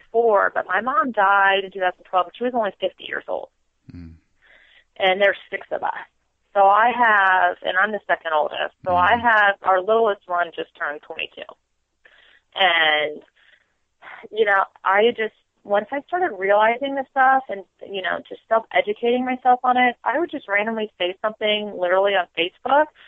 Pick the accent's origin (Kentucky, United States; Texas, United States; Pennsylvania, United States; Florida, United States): Florida, United States; moved away as an adult; also born or lived in South Carolina; now in Virginia, United States; born and raised in Florida, the both of us